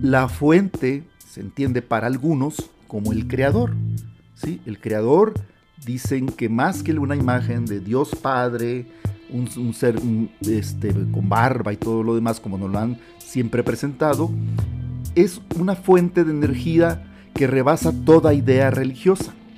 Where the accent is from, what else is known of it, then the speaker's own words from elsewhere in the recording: Sonora, Mexico; moved away; also born or lived in Monterrey, Nuevo León; yo soy originario del estado de Sonora, al norte de México, yo vivía ya en Monterrey, Nuevo León